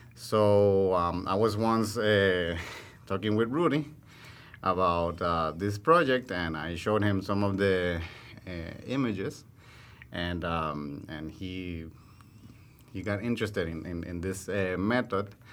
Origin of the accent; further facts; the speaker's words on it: Puerto Rico; moved away; also born or lived in Amazon; my Puerto Rican reality